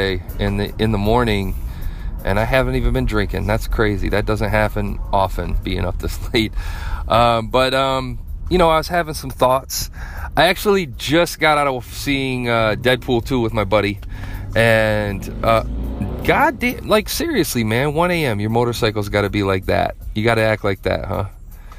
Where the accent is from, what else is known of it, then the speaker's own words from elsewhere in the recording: Flint, Michigan, United States; I grew up in Flint.